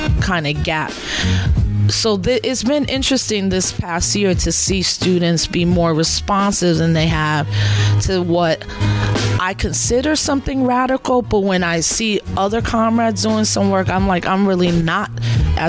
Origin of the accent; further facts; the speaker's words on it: New York City, New York, United States; I'm born and raised in the South Bronx